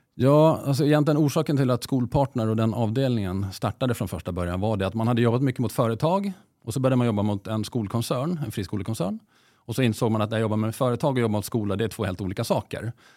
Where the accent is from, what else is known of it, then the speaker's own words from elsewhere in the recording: Åland Islands; now in Sweden; är dessutom född på Åland, så jag har ju gått i det finska skolsystemet själv.